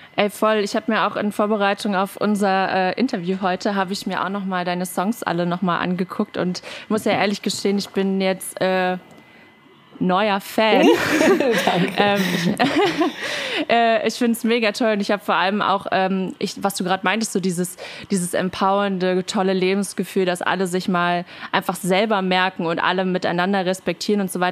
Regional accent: Berlin, Germany; moved away; Ich bin ja äh, Berlinerin ursprünglich

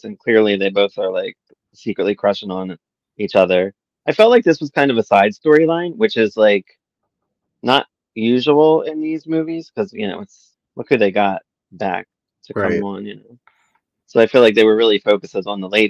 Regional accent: Philadelphia, Pennsylvania, United States; accent: Northeast Philly; my Northeast Philly accent

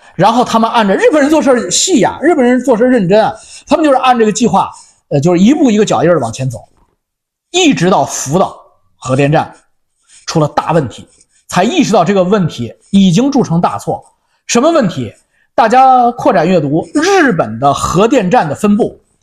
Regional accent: China; 我是中间温和派中国人

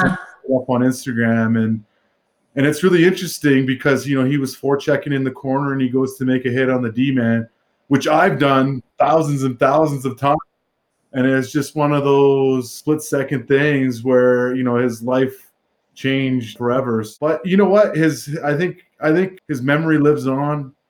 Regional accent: Vancouver, British Columbia, Canada; now in Calgary, Canada; in Vancouver, in my hometown

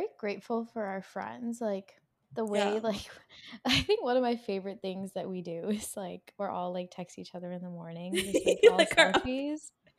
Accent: United States; growing up in America

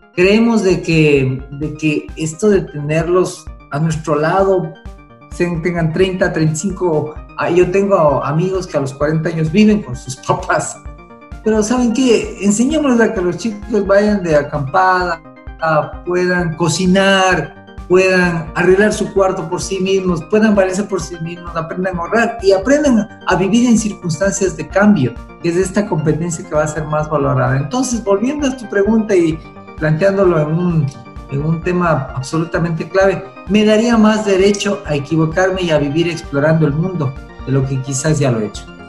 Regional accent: Ecuador

